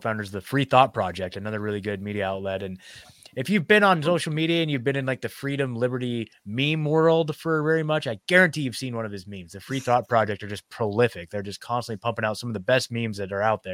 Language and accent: English; Oregon, United States; moved away as an adult; now in Nashville, United States; I was born and raised in Oregon. I actually just left last year. I just hit my 1 year in Nashville, Tennessee.